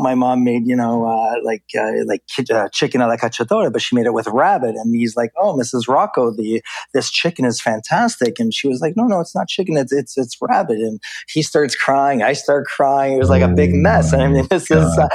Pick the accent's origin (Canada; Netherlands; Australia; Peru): Canada; growing up in Canada